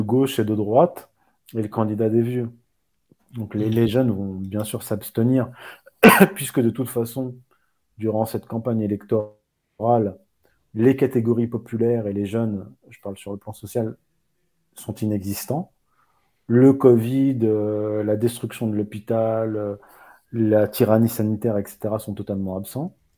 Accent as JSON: {"language": "French", "country": "Morocco", "said": "je viens du Maroc"}